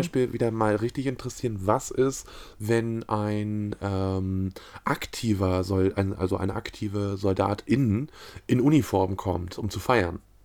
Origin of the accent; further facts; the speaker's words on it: Mecklenburg-Vorpommern, Germany; als Mecklenburger